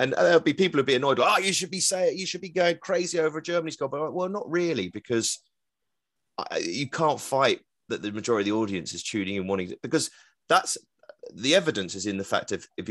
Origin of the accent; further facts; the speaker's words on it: England, United Kingdom; I'm English commentating on England, a football fan, understanding that the majority of the audience wants England to win.